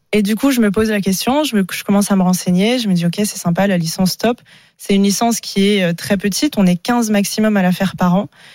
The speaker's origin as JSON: {"language": "French", "town": "Paris", "region": "Île-de-France", "country": "France", "said": "revenir chez moi à Paris"}